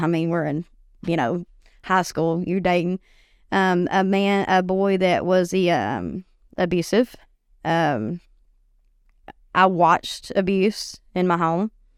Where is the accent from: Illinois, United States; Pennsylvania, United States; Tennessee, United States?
Tennessee, United States; White Bluff; I grew up in White Bluff. Um, went to school there